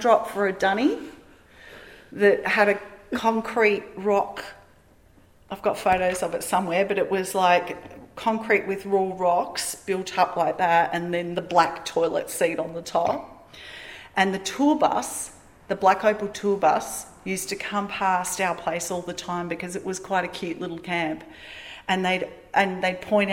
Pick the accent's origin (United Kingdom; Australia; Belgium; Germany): Australia; Melbourne, Victoria; moved away; also born or lived in Gold Coast, Queensland / Lightning Ridge, New South Wales; I'm from Melbourne.